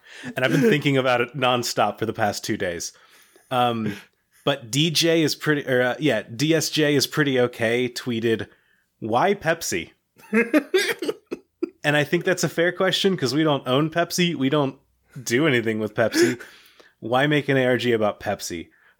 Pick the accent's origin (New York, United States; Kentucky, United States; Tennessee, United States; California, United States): Kentucky, United States; I'm spoiled on ginger ale, because I grew up in Kentucky, where Ale 8-1 is, like, the top tier of ginger ales